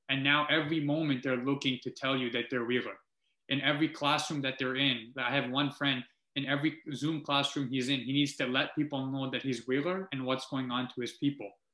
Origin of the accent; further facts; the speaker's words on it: Multan, Punjab, Pakistan; now in Canada; I was born in Multan, Pakistan, um, which I can't shed away. And now here I am as a Canadian